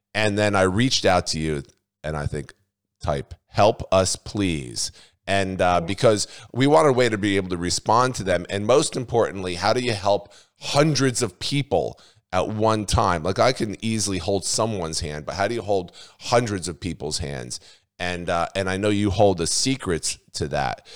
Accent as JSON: {"language": "English", "region": "New Jersey", "country": "United States", "also_born_or_lived": "Australia", "said": "I'm from New Jersey"}